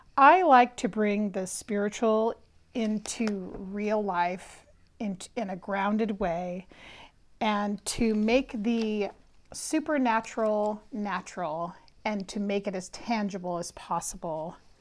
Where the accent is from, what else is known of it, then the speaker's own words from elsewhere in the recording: Berkeley, California, United States; I was actually born and raised in Berkeley, California